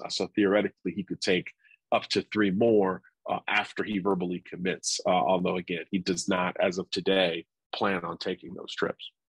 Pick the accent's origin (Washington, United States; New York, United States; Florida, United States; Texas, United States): Florida, United States; Miami; I'm from Miami, so I'm used to, to tropical weather